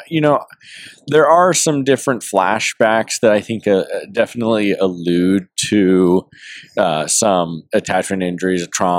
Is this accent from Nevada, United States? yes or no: yes; Las Vegas, Nevada, United States; now in Chicago, United States; So my wife and I grew up in Las Vegas, and I don't know, 4 or 5 years into my career with the current agency that I work with, we were transferred to Chicago.